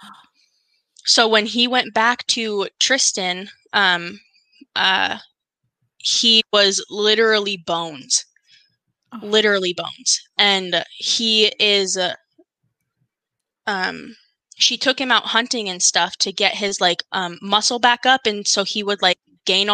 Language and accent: English; North Dakota, United States; we're from North Dakota.